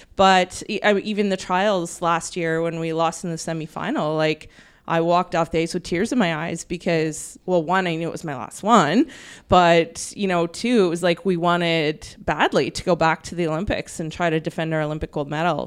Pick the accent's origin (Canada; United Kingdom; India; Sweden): Canada